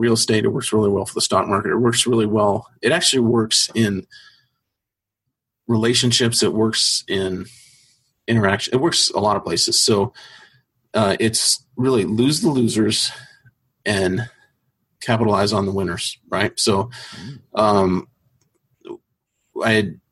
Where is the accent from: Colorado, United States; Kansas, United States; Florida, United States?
Kansas, United States; Topeka; moved away; also born or lived in Arizona; I was born in Topeka, Kansas